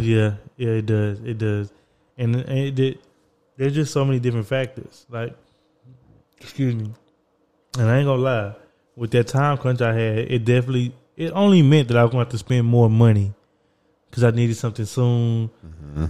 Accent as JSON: {"language": "English", "region": "Texas", "country": "United States", "also_born_or_lived": "New York", "said": "I was going from New York back to Texas."}